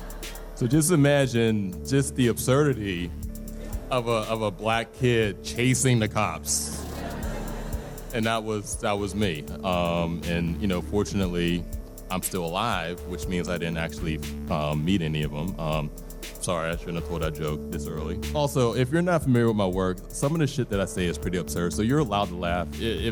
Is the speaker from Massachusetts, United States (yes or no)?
no; Pittsburgh, Pennsylvania, United States; I'm from East Liberty back when it was East Lib and not East Side or whatever it's called now